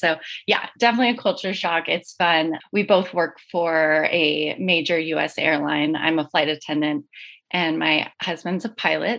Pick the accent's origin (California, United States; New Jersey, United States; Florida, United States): California, United States; moved away as an adult; now in Denver, United States; I'm originally from California, but my husband and I both, we moved with our son to Denver, Colorado last year.